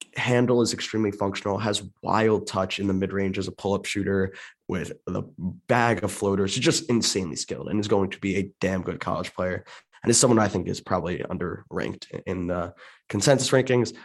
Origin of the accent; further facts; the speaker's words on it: Maryland suburbs, United States; I grew up in the Maryland, in Maryland suburbs